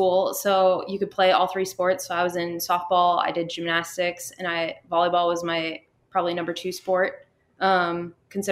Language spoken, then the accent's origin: English; Minnesota, United States; moved away as an adult; also born or lived in Texas; growing up in Minnesota, I never once had a school softball season where we started outside